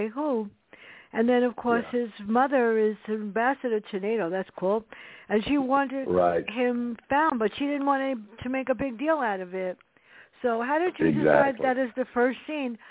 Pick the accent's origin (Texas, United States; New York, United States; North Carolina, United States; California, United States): New York, United States; New York City; I grew up in the South Bronx, and you had to be really street smart to survive